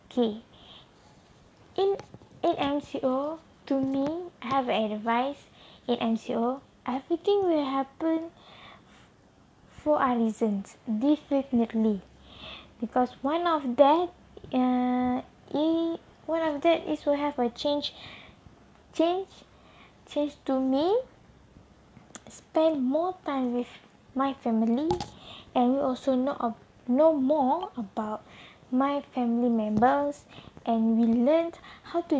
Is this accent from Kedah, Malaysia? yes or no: yes; Kedah, Malaysia; English is a second language; my hometown also in Kedah.